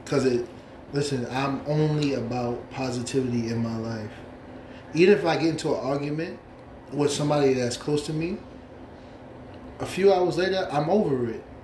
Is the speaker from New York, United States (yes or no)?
yes; New York City, New York, United States; moved away; also born or lived in Long Island; I'm from the Bronx.